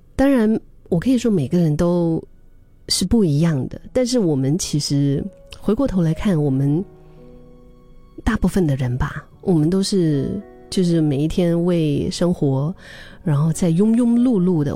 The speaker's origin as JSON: {"language": "Chinese", "region": "Yunnan", "country": "China", "tie": "born or raised there", "said": "这是我的老家的一句话，“云南话”"}